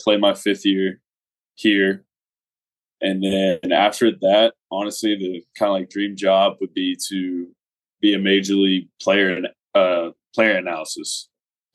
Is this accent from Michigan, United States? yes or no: no; Louisville, Kentucky, United States; moved away as an adult; now in Pikeville, United States; I'm originally from Louisville, Kentucky, and I went to Christian Academy in Louisville